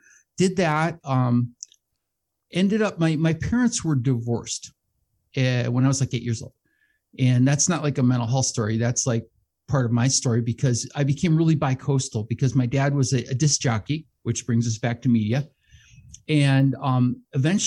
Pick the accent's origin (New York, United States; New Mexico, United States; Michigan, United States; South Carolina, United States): Michigan, United States; Lansing; moved away; also born or lived in Imperial County, California; I was born and raised in Lansing, Michigan